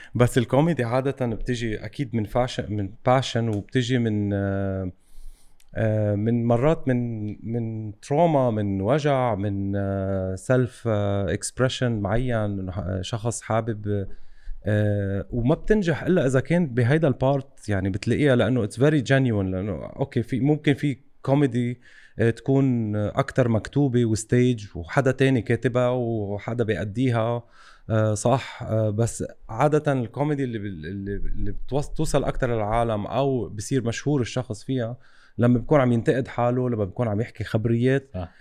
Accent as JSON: {"language": "Arabic", "country": "Lebanon", "said": "عندنا بلبنان"}